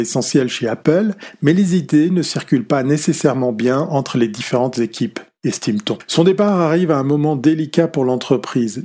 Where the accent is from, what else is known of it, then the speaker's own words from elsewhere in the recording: Switzerland; quand on est suisse et fils d'horloger